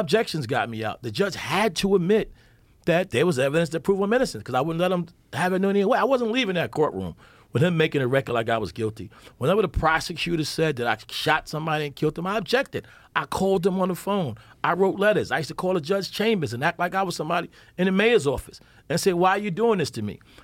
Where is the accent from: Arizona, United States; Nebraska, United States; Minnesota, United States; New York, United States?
New York, United States; New York City; I grew up in Bedford-Stuyvesant, Brooklyn